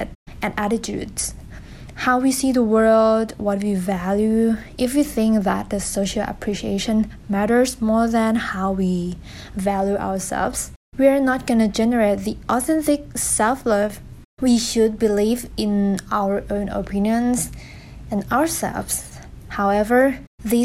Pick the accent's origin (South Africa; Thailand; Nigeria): Thailand; English is a second language; I am Thai from Thailand. As you can tell from my accent, it's kind of weird. But never mind. And English is also my second language.